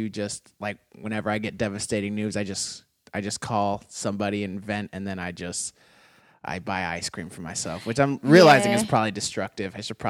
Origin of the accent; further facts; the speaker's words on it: Phoenix, Arizona, United States; I'm from the white suburbs of Phoenix.